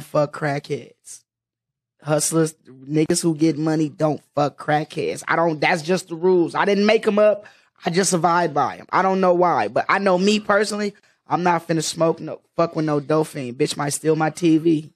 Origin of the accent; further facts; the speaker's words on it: Oakland, California, United States; I'm from West Oakland, so like I really come from the mecca of of that dope game